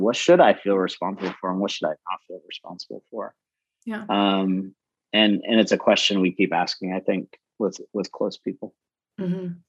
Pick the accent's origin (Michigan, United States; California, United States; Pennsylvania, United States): Michigan, United States; Lansing; moved away as an adult; now in Atlanta, United States; I, I grew up in Lansing, Michigan, and uh, so I'm not from the South